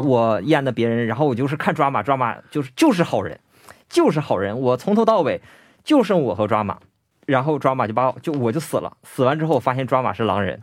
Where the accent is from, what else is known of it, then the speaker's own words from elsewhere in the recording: Northeast China, China; 我是东北人嘛